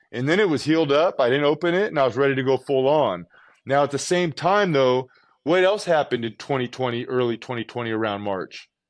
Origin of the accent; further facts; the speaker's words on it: Southern California, United States; I'm from California, Southern California. Had a pool in my backyard. Used to swim all the time.